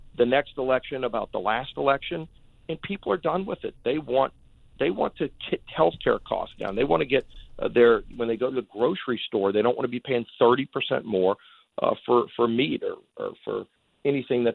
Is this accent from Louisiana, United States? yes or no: yes; Louisiana, United States; my home state of Louisiana